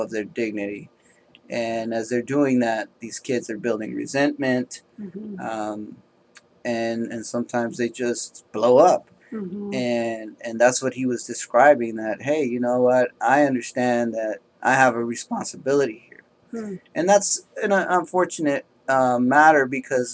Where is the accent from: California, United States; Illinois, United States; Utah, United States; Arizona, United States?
California, United States; Oakland; I was raised in Oakland, California